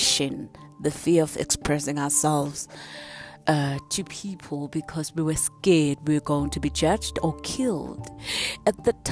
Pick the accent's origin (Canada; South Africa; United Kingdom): South Africa; we grew up during the days of political violence in my hometown, and it was black on blacks.